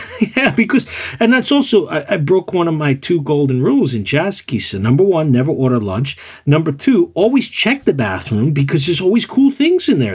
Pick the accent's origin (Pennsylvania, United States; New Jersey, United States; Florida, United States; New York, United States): New York, United States; New York City; moved away as an adult; also born or lived in Tokyo region; now in Tokyo, Japan; I was from New York City